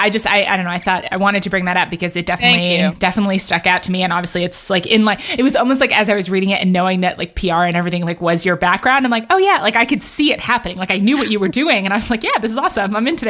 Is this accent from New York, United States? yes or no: yes; New York City, New York, United States; I grew up in Battery Park City at Gateway Plaza